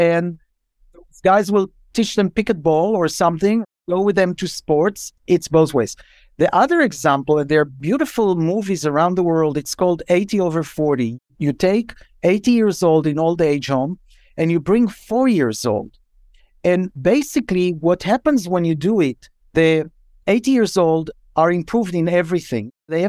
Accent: Israel; English is a second language; moved away as an adult; now in United States; I came from Israel when I was in my 30s. I'd never heard it in Israel, but I heard it here.

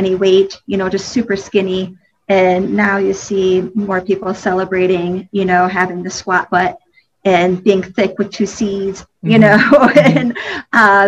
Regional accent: Detroit, Michigan, United States; now in Charlotte, United States; when we grew up in Detroit, Michigan, we moved down here and outside of Charlotte, and I think in 97

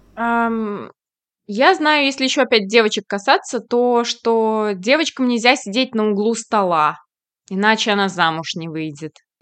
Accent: Kazan, Tatarstan, Russia; moved away; я просто приехала из Казани, у нас, э, ну, татарской культуре есть шурале

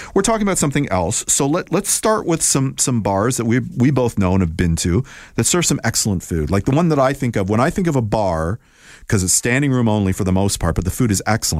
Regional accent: Toronto, Ontario, Canada; I'm born and raised in Toronto and I'm in my 50s.

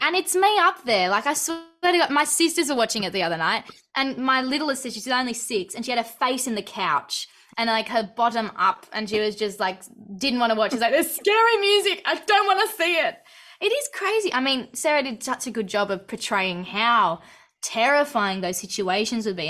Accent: Australia; born or raised there

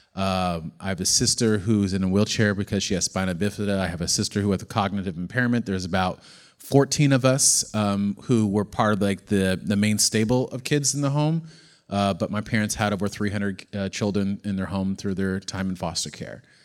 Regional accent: McCloud, California, United States; born or raised there; also born or lived in Oakland, California; now in San Diego, United States

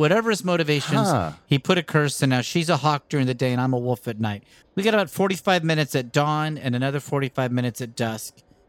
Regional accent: Vancouver, British Columbia, Canada; We grew up in Vancouver, British Columbia, okay. So that might just be something from up there.

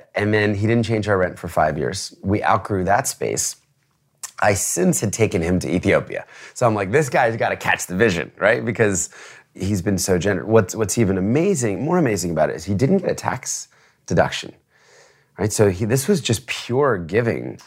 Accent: New Jersey, United States; also born or lived in Philadelphia; now in New York City, United States; raised in New Jersey

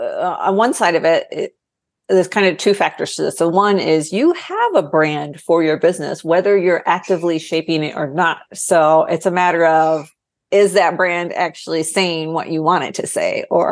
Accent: Ohio, United States; moved away as an adult; now in Austin, United States; I moved to Austin from Ohio right after I graduated college.

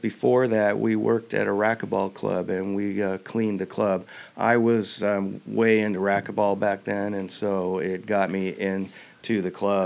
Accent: Lake Forest Park, Washington, United States; also born or lived in Stanwood, Washington; I grew up in Lake Forest Park, which is in the north end of, or I guess it would be the south end of Lake Washington

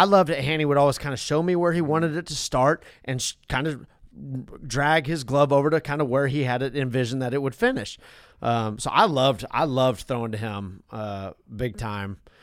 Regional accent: the West, United States; I'm from the West

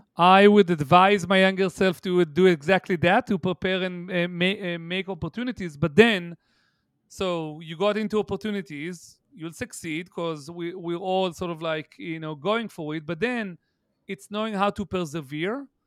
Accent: Haifa, Haifa District, Israel; moved away; my hometown, eh, if you'll entertain me, which is Haifa, Israel

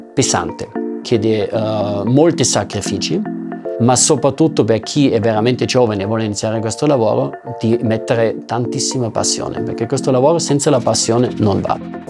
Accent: Austria; first language German; Italian is a second language; now in Italy; parlo ovviamente la mia madrelingua che sarebbe il tedesco perché sono austriaco

